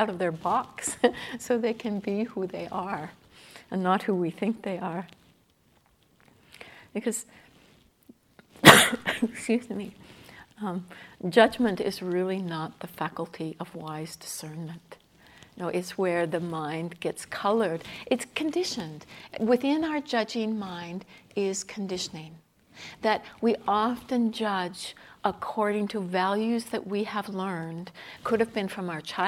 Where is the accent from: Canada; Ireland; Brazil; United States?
Canada; I'm Canadian